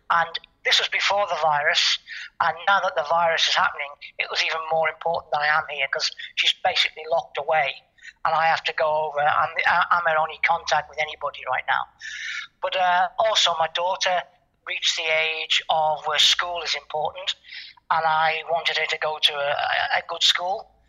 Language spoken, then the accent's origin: English; Liverpool, North West England, United Kingdom; born there; I was born in Anfield, and apparently I've lost the accent.